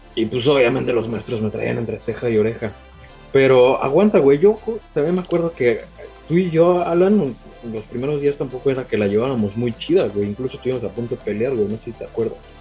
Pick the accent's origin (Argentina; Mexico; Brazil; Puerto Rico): Mexico; Mexico City; also born or lived in Aguascalientes; Yo nací en Aguascalientes, este, a los cinco años llegué con toda la familia a, la Ciudad de México